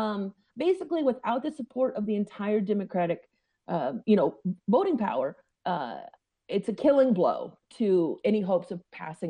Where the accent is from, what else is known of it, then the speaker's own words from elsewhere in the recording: Scottsburg, Oregon, United States; Way out away. Highway whatever 32, in Douglas County, in a little town called Scottsburg. Went to Elkton Elementary, and there'll be about two people that know where that is.